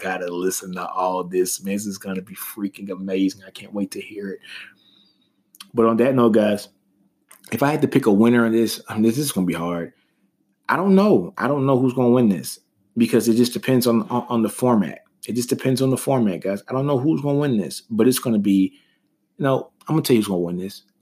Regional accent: Shreveport, Louisiana, United States; a kid from Shreveport, Louisiana

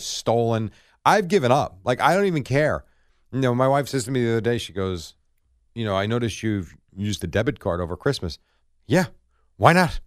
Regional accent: New Jersey, United States; born or raised there; also born or lived in Brooklyn, New York

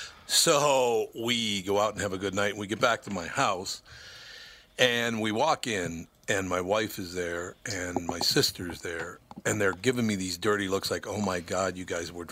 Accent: Minneapolis, Minnesota, United States; growing up in Minneapolis

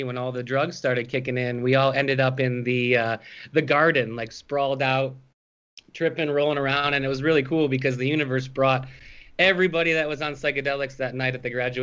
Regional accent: Grosse Pointe Park, Michigan, United States; from Grosse Pointe Park originally. My parents still live in the Grosse Pointe area

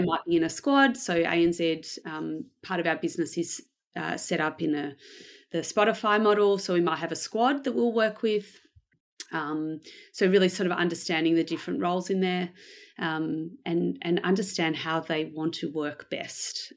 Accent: Melbourne, Victoria, Australia; I am from Melbourne in Australia. Uh, I was born here um, and I've lived here basically most of my life.

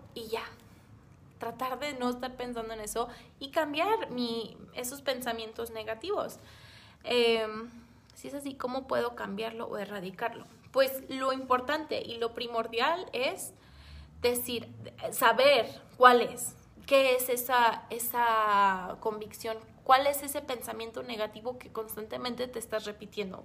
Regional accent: Mexico; aquí en, México

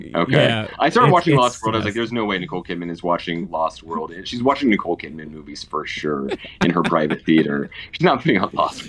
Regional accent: Oklahoma, United States; I'm from Oklahoma.

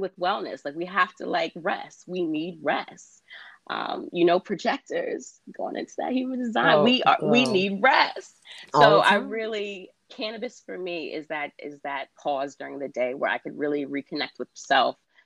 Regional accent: New York City, New York, United States; I'm a New York City native. Me too. Born and raised in Queens.

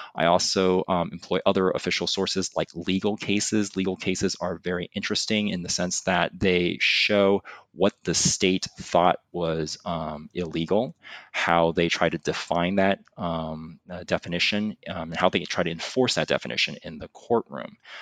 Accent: California, United States; moved away as an adult; also born or lived in Hong Kong; now in Boston, United States; I was originally born in Hong Kong, but I really consider myself a Californian. Um, I grew up in California.

